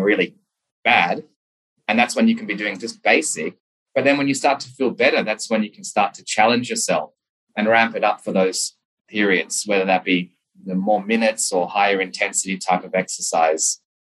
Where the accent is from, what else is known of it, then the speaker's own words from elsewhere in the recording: Sydney, New South Wales, Australia; also born or lived in Memphis, United States; I'm from Sydney, Australia.